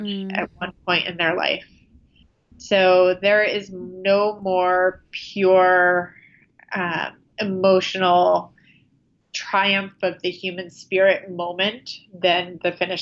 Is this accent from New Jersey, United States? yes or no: yes; New Jersey shore, United States; now in New York City, United States; grew up in New Jersey along the shore, about 10 miles from where he grew up in Freehold, New Jersey